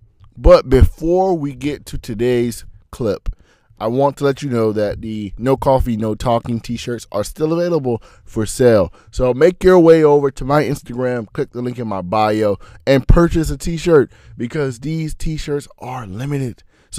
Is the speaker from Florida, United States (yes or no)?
yes; Fort Lauderdale, Florida, United States; I come from Fort Lauderdale, Florida, which is nothing like Akron, Ohio.